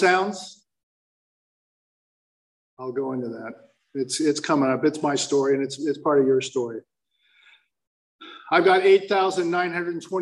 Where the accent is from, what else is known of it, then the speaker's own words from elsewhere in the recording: Fountain Valley, California, United States; also born or lived in Palos Verdes, California; I was born in the Badlands of Palos Verdes, and I was raised on the mean streets of Fountain Valley